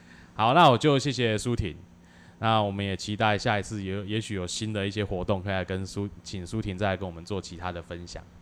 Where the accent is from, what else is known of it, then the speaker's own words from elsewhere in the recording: Tainan, Taiwan; 我们又是土生土长的台南人